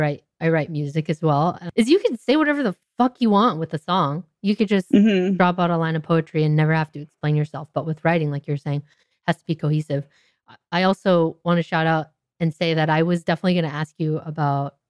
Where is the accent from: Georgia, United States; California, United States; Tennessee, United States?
California, United States; Anaheim; now in Los Angeles, United States; I'm in Los Angeles. And I grew up down in Anaheim, which is about 20 miles south.